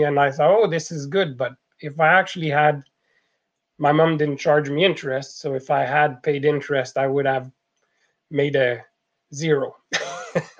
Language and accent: English; Quebec, Canada; accent: French Canadian; moved away as an adult; now in British Columbia, Canada; as you can tell from the accent, I'm a French Canadian, and I moved from La Belle Province in 1990